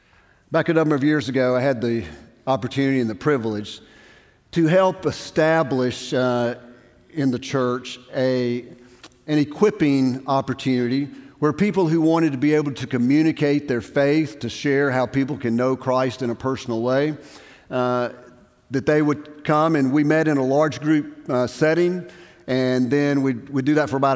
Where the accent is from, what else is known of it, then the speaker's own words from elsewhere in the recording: Brookhaven, Mississippi, United States; moved away; I'm from Brookhaven, Mississippi.